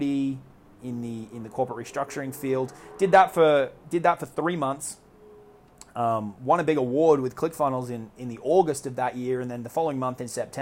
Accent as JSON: {"language": "English", "country": "Australia", "also_born_or_lived": "New York", "accent": "Australian", "moved": "as an adult", "said": "It took me from Australia, where I'm from, as you can probably tell from my accent, over to living in New York for a couple of years"}